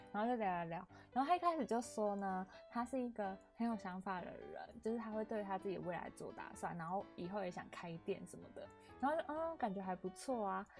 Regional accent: Yunlin County, Taiwan; 我是云林人嘛

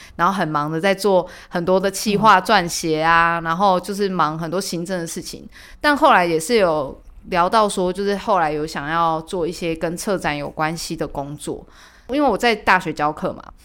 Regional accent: Tainan, Taiwan; 我是台南人

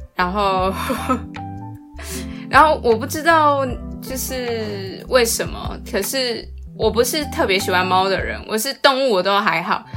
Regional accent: Taiwan; also born or lived in Netherlands; 我台湾人听不懂荷兰文啊

